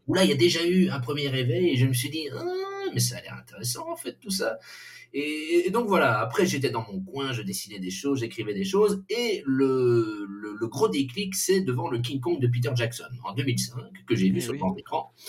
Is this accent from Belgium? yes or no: yes; Belgium; on est belge